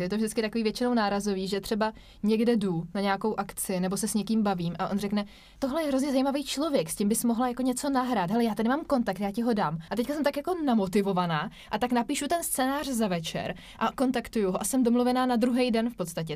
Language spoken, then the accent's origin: Czech; Vysočina Region, Czechia; my dva, kteří jsme oba z Vysočiny